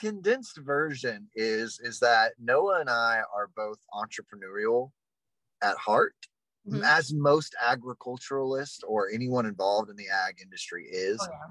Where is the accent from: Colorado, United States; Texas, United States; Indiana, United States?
Texas, United States; I'm from Texas